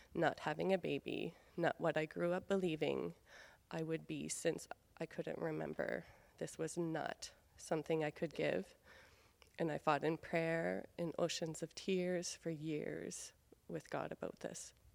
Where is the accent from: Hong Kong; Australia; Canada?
Canada; Beresford, New Brunswick; moved away; I grew up in Beresford, New Brunswick, just three hours north of here